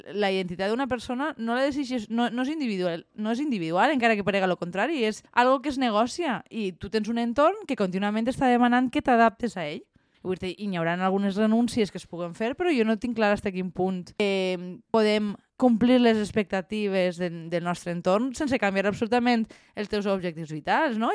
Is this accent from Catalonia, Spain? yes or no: no; Valencian-speaking village, Valencian Community, Spain; en el meu poble n'hi hagi tants estrangers i que no sàpiguen parlar valencià